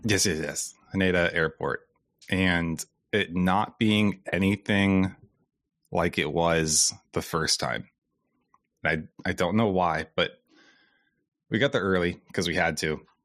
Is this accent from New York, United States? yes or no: no; Iowa, United States; I'm also from Iowa